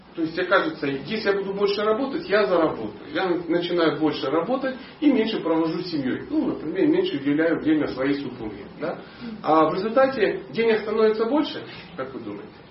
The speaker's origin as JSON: {"language": "Russian", "town": "Dnipro", "region": "Dnipropetrovsk Oblast", "country": "Ukraine", "tie": "born or raised there", "said": "Я родился в Днепропетровске"}